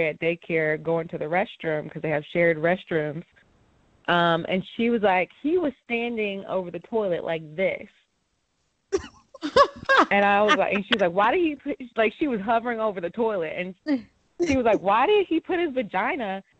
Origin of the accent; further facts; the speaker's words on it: the Bible Belt, United States; I grew up in the Bible Belt